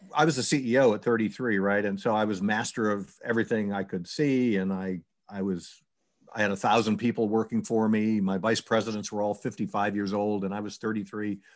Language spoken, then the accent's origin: English; New York, United States; I was from New York.